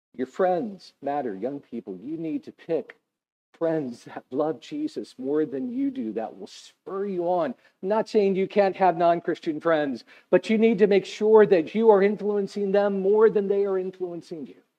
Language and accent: English; United States; I'm an American